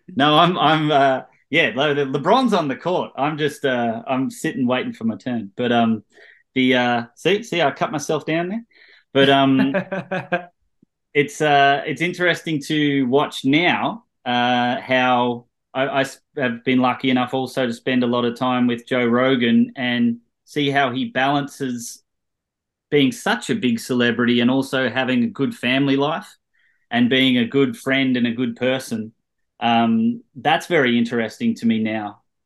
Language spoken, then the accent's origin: English; Australia; moved away as an adult; now in Los Angeles, United States; we're all Australians